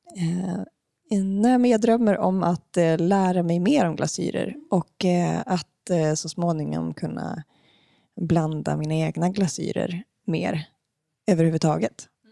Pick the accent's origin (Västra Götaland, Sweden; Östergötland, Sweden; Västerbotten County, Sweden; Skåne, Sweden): Västerbotten County, Sweden; Umeå; now in Stockholm, Sweden; i Umeå, där jag kommer ifrån